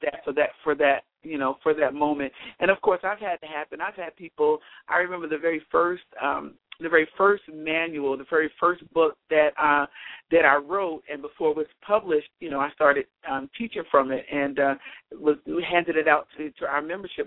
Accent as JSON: {"language": "English", "town": "Rock Hill", "region": "South Carolina", "country": "United States", "said": "I'm from Rock Hill."}